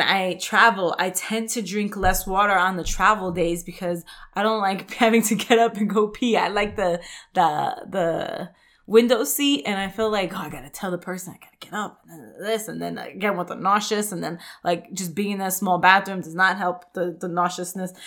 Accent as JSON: {"language": "English", "region": "New York", "country": "United States", "tie": "born or raised there", "moved": "yes", "said": "I grew up in New York"}